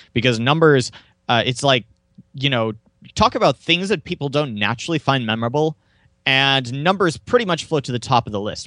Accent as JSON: {"language": "English", "town": "Tulsa", "region": "Oklahoma", "country": "United States", "tie": "born or raised there", "said": "I was born and raised near Tulsa, Oklahoma"}